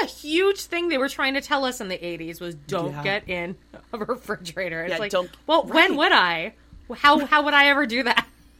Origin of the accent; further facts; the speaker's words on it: Alberta, Canada; Because I'm from Canada. And I'm from Alberta.